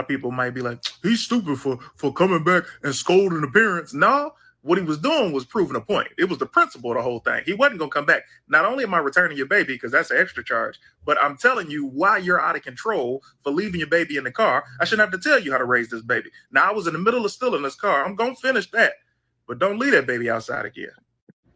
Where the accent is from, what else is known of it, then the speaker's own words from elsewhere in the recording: Detroit, Michigan, United States; Detroit, my hometown